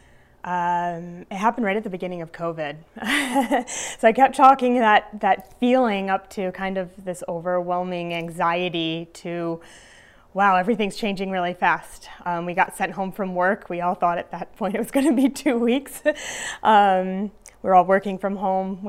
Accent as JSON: {"language": "English", "town": "Glens Falls", "region": "New York", "country": "United States", "moved": "yes", "lives_now": "Delmar, United States", "said": "I am from Glens Falls, New York. I currently live in Del Mar, just outside of Albany"}